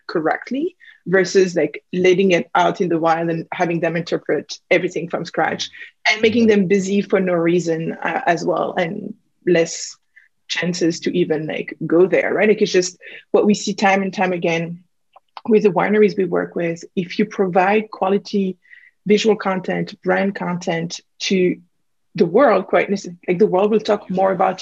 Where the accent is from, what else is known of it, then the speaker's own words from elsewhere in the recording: Burgundy, Bourgogne-Franche-Comté, France; accent: French; English is a second language; moved away; as you can probably pick up from my accent, I'm originally from France, Burgundy